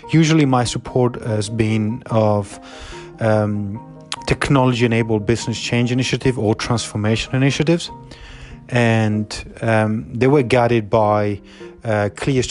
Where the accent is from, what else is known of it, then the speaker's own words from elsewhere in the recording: Southern Italy, Italy; moved away; as a young person, I came from Italy, from the southern part of Italy